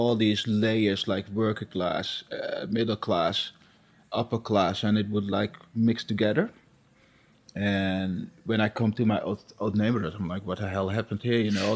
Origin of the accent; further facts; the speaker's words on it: Amsterdam, North Holland, Netherlands; also born or lived in Suriname; I grew up here in Amsterdam. I've been living here since 1975